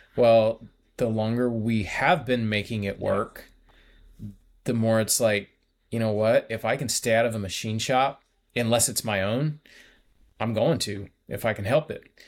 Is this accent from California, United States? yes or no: yes; California, United States; moved away as an adult; I'm from California